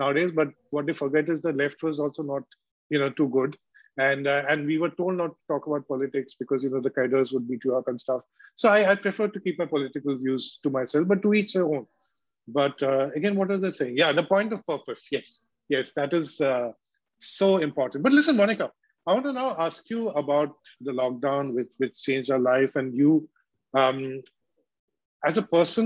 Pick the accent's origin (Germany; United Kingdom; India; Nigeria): India; Kolkata, West Bengal; I grew up in Calcutta in a leftist environment